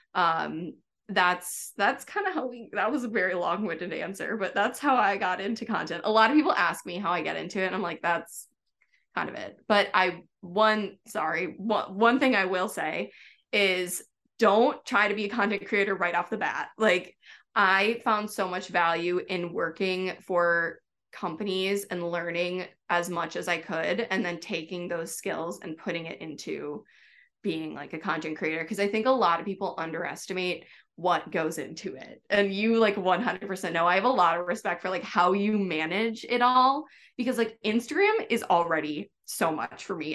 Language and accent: English; Wisconsin, United States; moved away as an adult; now in New York City, United States; I'm from Wisconsin